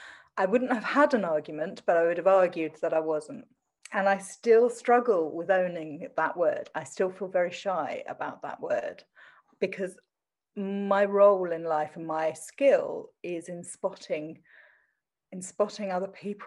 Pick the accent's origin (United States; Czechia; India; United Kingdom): United Kingdom; Southend-on-Sea, East of England; accent: Essex; So I'm from Essex. I'm from Southend in Essex. But somebody told me that unless I dropped my Essex accent, nothing would come of me.